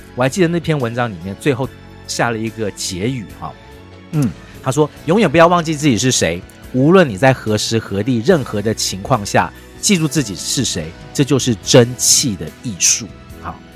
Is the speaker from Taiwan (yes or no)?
yes; Taiwan; 我们台湾人常讲嘛